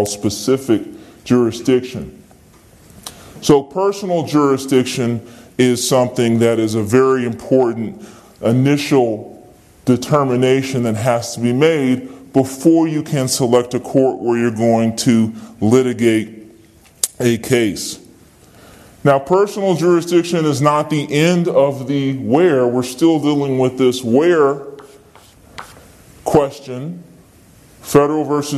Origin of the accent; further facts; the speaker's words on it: Virginia, United States; I'm a citizen of Virginia